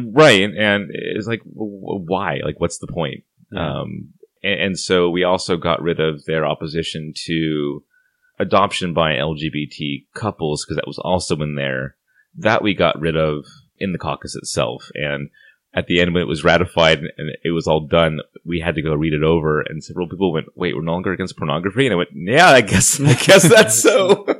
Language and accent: English; Santa Barbara, California, United States; moved away as an adult; now in Portland, United States; I left my hometown of Santa Barbara, California